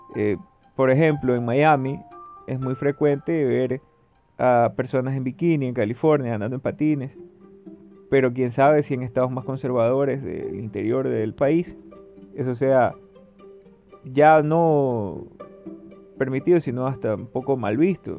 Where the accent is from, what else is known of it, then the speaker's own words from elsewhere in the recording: Ecuador; yo soy de Ecuador